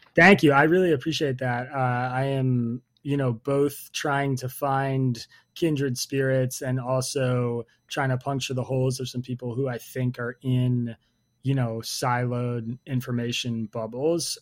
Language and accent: English; United States; I am an American